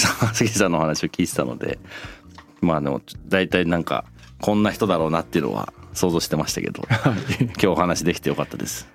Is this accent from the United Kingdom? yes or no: yes; United Kingdom; moved away; 僕なんかイギリスで育ってる